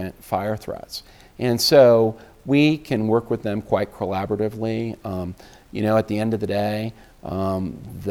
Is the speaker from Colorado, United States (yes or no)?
yes; Colorado, United States; now in Washington, D.C., United States; I grew up in the West